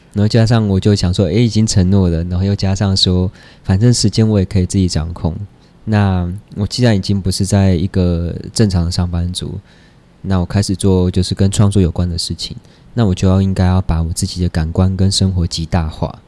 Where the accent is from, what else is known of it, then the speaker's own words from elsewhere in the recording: Taipei, Taiwan; also born or lived in Dongshi, Chiayi; 就是我就在台北出生，长大念书这样，因为他们上来台北创业